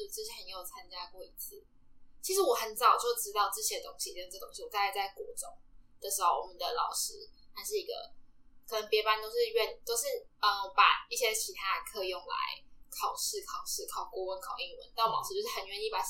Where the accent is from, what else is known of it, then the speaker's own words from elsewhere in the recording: Nantou County, Taiwan; moved away as an adult; also born or lived in Taipei; 那时候我是南投人